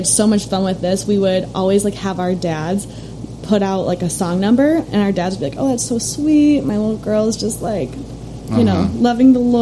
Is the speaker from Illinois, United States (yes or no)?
yes; Chicago, Illinois, United States; I grew up in the suburbs of Chicago.